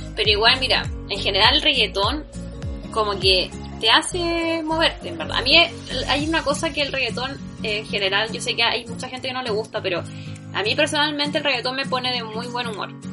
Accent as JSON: {"language": "Spanish", "country": "Chile", "said": "no soy de acá, soy de Chile, un país que nadie conoce"}